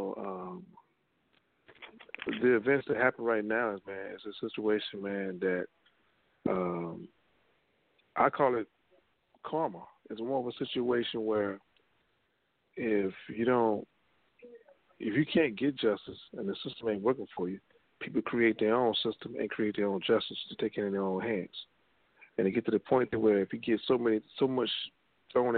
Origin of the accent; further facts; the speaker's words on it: Louisiana, United States; I'm from Louisiana